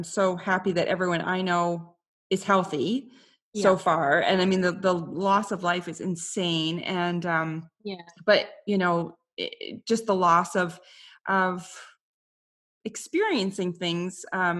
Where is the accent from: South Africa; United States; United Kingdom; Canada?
Canada; I think it's also like being a Canadian woman where I felt, you know, I'm just so polite that I can't say no to anybody.